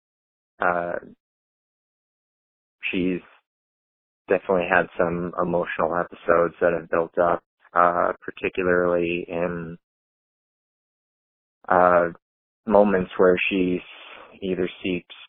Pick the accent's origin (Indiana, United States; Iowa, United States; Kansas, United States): Iowa, United States; I'm from Iowa.